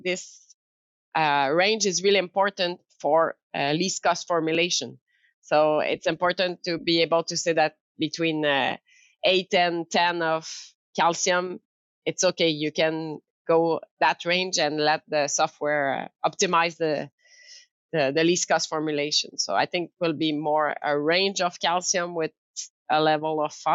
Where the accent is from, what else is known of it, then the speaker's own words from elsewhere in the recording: Quebec City, Quebec, Canada; English is a second language; moved away; also born or lived in France; I'm French Canadian. Coming from this area in Quebec City, but I live long time in France